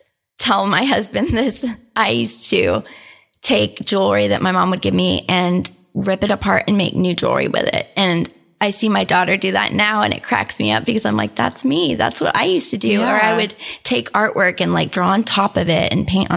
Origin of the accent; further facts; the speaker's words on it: Houston, Texas, United States; moved away as an adult; also born or lived in St. Louis, Missouri; now in Oklahoma City, United States; I was born and raised in Houston